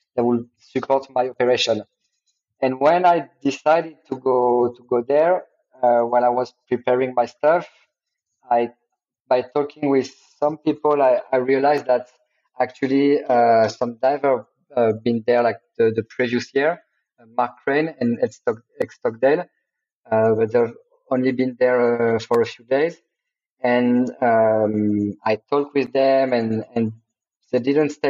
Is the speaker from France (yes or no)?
yes; Paris, Île-de-France, France; moved away as an adult; also born or lived in Bali, Indonesia; now in Sulawesi, Indonesia; I'm born and raised in Paris